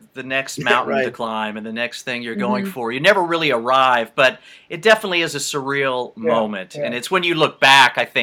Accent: United States; I'm from the States

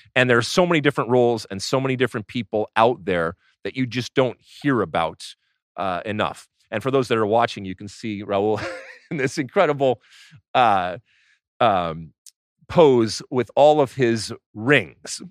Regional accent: United States

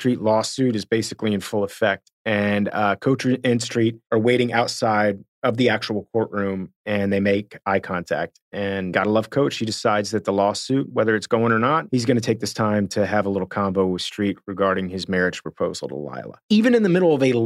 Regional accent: Miami, Florida, United States; I'm from Miami. So I went to this like super baseball high school

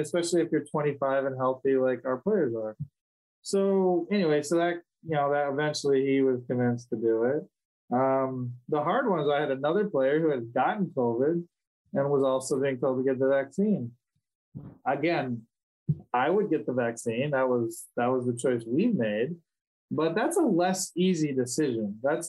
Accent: Wisconsin, United States; born there; also born or lived in Ohio; I was born in Wisconsin, so it's very Wisconsin.

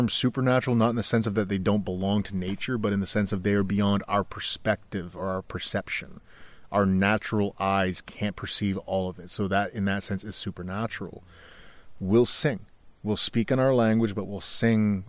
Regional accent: Canada; I'm from Canada

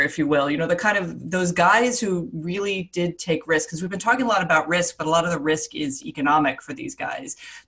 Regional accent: Florida, United States; I grew up in Florida.

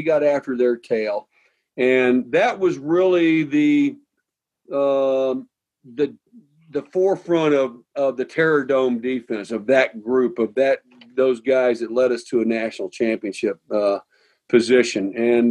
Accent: Midwest, United States; Me growing up in the Midwest, Ohio State's one of the all-time great top two or three programs in the history of college football.

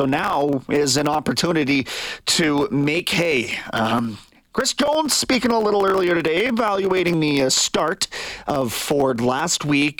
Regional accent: Niagara Falls, Ontario, Canada; Just to put this in context, we grew up in Niagara Falls, which isn't too far down the road, played at Waterloo at university

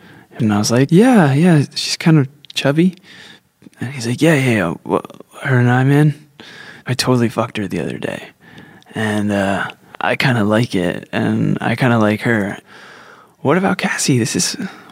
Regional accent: New Jersey, United States; Growing up in New Jersey

